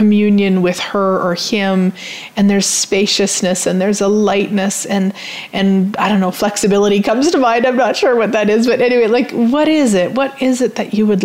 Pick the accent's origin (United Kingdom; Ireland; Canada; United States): Canada; I'm Canadian